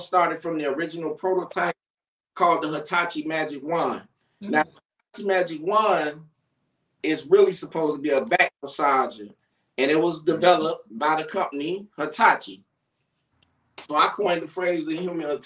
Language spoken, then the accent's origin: English; Chicago, Illinois, United States; I'm from Chicago, Illinois